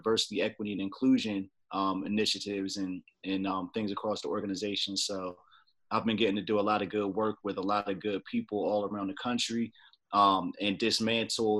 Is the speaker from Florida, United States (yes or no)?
no; Trenton, New Jersey, United States; moved away as an adult; also born or lived in Washington, D.C.; now in Upper Marlboro, Maryland, United States; I was born and raised in Trenton, New Jersey, but I've actually been in the Washington, D.C. area for, man, they're going on 20 years now